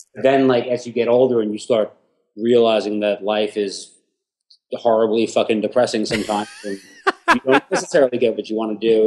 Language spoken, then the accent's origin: English; Huntington, New York, United States; moved away as an adult; also born or lived in Houston; now in New York, United States; I'm I'm from Huntington in Long Island